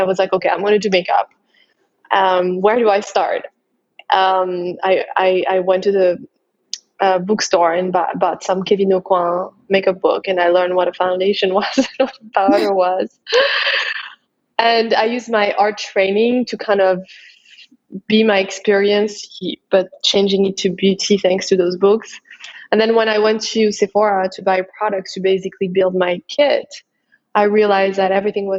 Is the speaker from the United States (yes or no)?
no; France; English is a second language; moved away as an adult; also born or lived in Paris; I'm a French makeup artist.